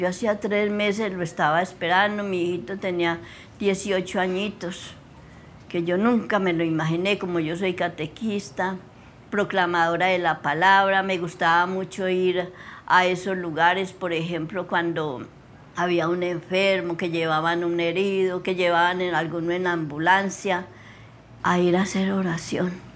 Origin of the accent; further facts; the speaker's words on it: El Dovio, Valle del Cauca, Colombia; moved away; also born or lived in Trujillo, Valle del Cauca; Nací en el Dobio Valle, en una vereda del Guachal